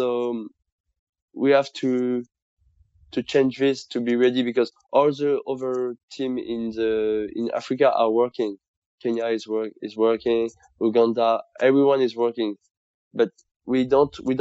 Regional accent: France; English is a second language; moved away as an adult; now in New York, United States; I was born in France, but my father is Moroccan. So I'm half French, half Moroccan

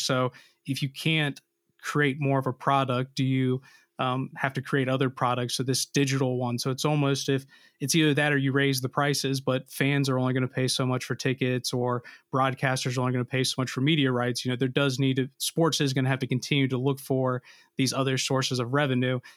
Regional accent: United States; as an American, you know, being a non-Brit

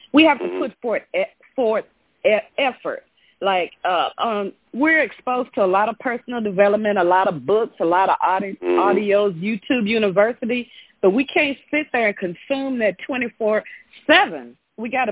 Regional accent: Memphis, Tennessee, United States; I'm from Memphis, Tennessee

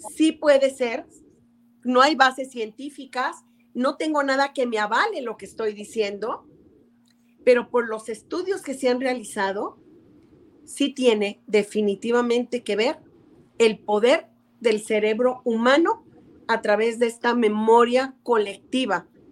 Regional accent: Mexico; las festividades que nos une como mexicanos

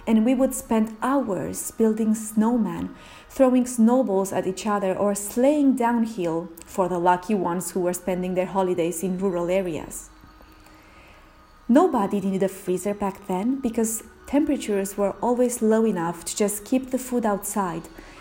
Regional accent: Romania; Romania, my home country

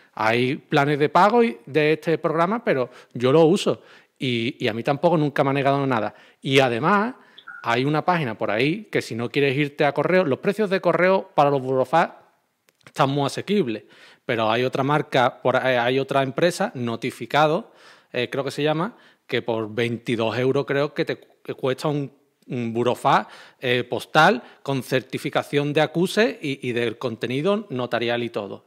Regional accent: Andalusia, Spain; como soy de Andalucía, me expreso así

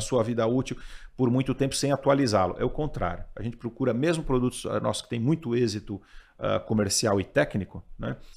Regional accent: São Paulo, Brazil; Eu sou, eu sou daqui de São Paulo, sou paulistano

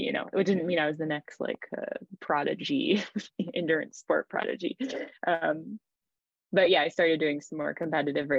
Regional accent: Maine, United States; moved away as an adult; also born or lived in New Hampshire / Zurich, Switzerland; now in France; I grew up in Maine, and I just grew up playing a lot of team sports

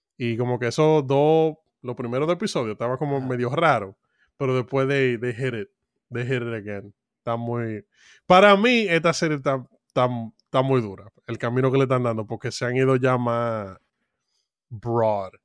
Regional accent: Dominican Republic; como dominicano en República Dominicana

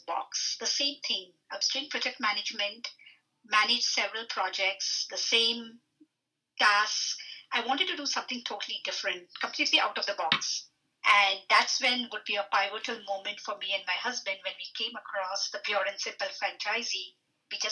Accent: India; moved away as an adult; also born or lived in Fredericton, Canada; now in Saint John, Canada; I was born and brought up in India. I completed all my education back home in India.

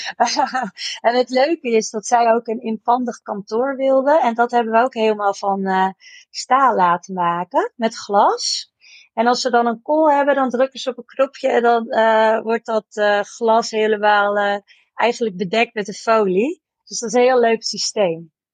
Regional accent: Amersfoort, Utrecht, Netherlands; wij komen uit Amersfoort.

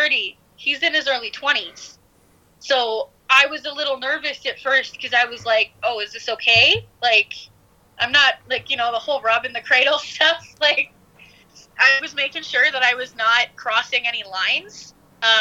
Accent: Canada; moved away as an adult; now in United States; I'm a Canadian

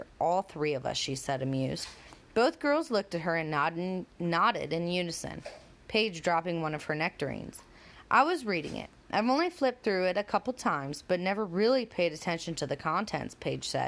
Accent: United States; I'm American.

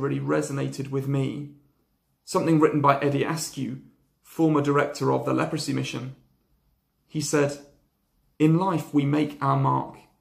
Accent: Lyme Regis, South West England, United Kingdom; I grew up in Lyme Regis, a little seaside town in Dorset

